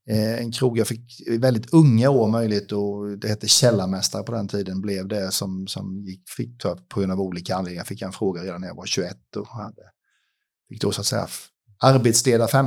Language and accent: Swedish; Huskvarna, Jönköping County, Sweden; jag kommer därifrån. Jag har mest bott i Jönköping faktiskt i mitt liv.